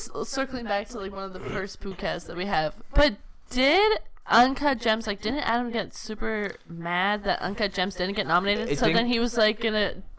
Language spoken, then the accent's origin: English; British Columbia, Canada; from British Columbia.